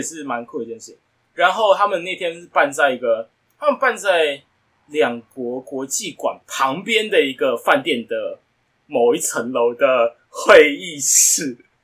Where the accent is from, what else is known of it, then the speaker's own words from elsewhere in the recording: Taiwan; 我们从台湾来思考